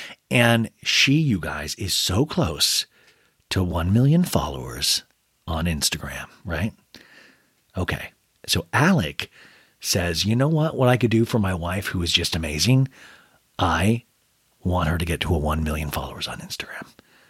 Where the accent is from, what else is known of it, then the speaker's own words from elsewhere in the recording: Kansas, United States; now in Los Angeles, United States; I came from Kansas to Los Angeles, and that is so far, you guys.